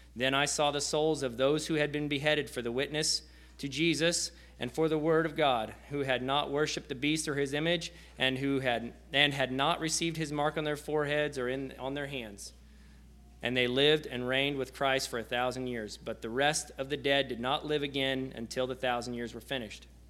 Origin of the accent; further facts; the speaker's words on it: near Osage City, Kansas, United States; I'm from Section, which is uh, just outside of Osage City, so about 30 miles southwest of Topeka